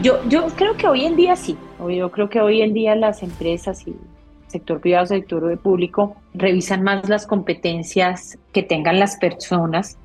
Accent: Colombia; nosotros mismos en Colombia

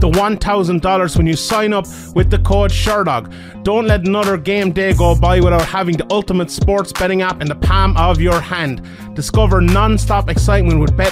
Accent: Ireland; being obviously Irish

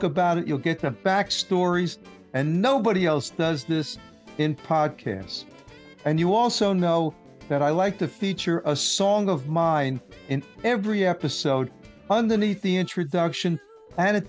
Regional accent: New York City, New York, United States; I grew up in Queens myself

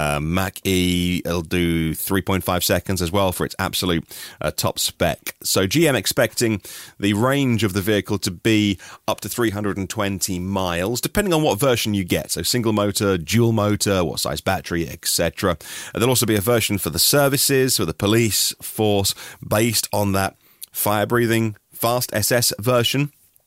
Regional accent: East of England, United Kingdom; accent: Norfolk; I grew up in Norfolk in East Anglia. I haven't got the Norfolk accent. Or I can still do it if I try. All right, boy, I am from Norfolk, but I don't speak like that, like many of my family still do.

